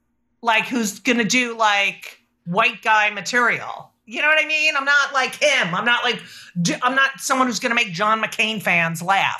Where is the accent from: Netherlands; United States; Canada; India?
United States; New York; But that I always felt would be my show because I'm a New Yorker.